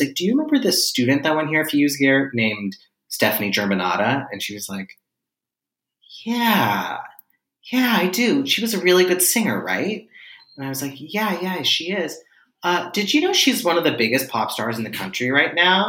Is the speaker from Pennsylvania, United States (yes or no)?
yes; Pittsburgh, Pennsylvania, United States; moved away as an adult; now in New York, United States; I am originally from Pittsburgh, Pennsylvania, which is a place